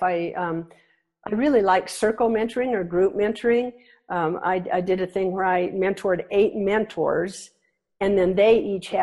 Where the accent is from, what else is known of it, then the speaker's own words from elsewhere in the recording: Nebraska, United States; I grew up in Nebraska